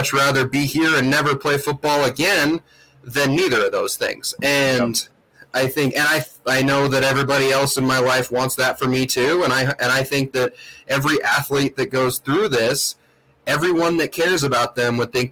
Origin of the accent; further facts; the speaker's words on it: Missoula, Montana, United States; I'm fortunate enough to have gone to college in my hometown